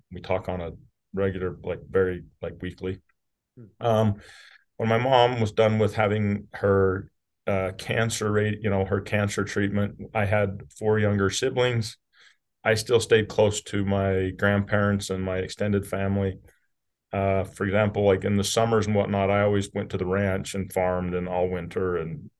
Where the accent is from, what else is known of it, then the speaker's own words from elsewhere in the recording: Utah, United States; So I am from Southern Utah, rural Utah.